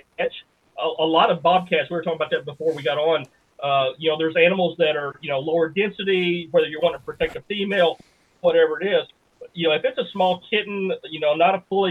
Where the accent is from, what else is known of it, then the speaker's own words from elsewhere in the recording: Bootheel, Missouri, United States; We live sort of on the edge of this little town that I grew up in the Boot Hill, Missouri